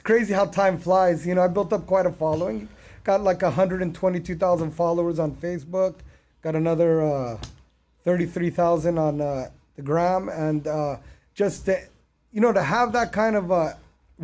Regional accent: Long Beach, California, United States; also born or lived in Bergen County, New Jersey / Deir Dibwan, West Bank (ancestry); I landed in Southern California in Long Beach on July 18th. 1976.

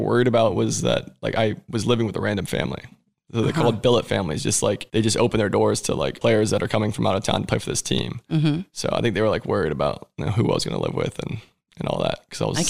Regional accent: Columbus, Ohio, United States; born there; Well, I knew I was an Ohio State fan because I was born in Columbus.

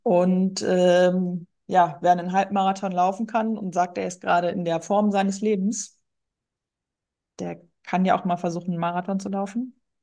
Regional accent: North Sea coast, Northern Germany, Germany; moved away as an adult; now in Ruhr area, Germany; ich wohne im Ruhrgebiet. Äh, gebürtig komme ich aus Norddeutschland, okay. von der Nordseeküste

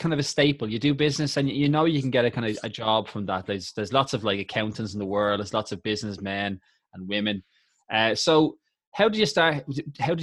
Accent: Tallaght, Leinster, Ireland; Because I'm from Tala

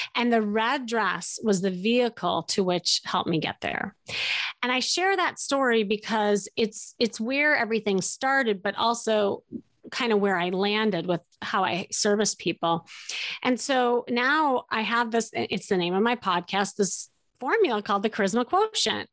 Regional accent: Chicago, Illinois, United States; moved away as an adult; now in Los Angeles, United States; I was from Chicago. I picked up, I moved across this, uh, this this states that we are in and we we land in la la land

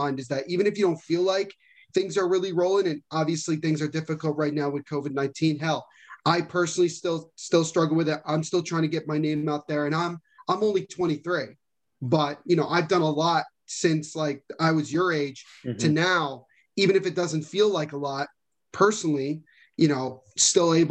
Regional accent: New Jersey, United States; we're all from the same area

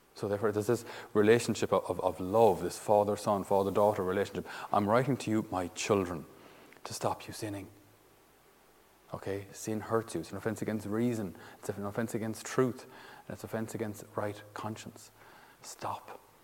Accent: Ireland; we as Irish citizens

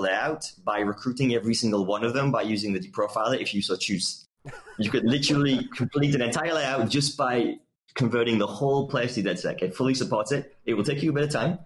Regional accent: United Kingdom; I'm British

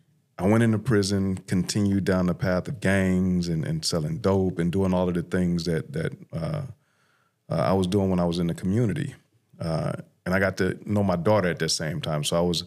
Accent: Los Angeles, California, United States; So I grew up in South LA or South Central, now known as South LA, in the 80s.

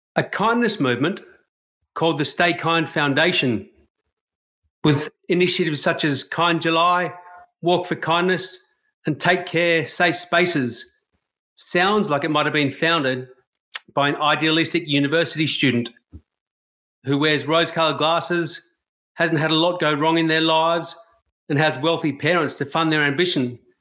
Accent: Australia; As a white Australian

